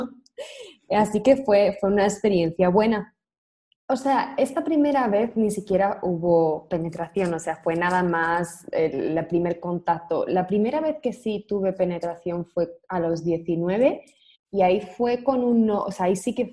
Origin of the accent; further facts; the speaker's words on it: Spain; now in United States; por el acento podéis ver que soy de España, pero vivo en Estados Unidos.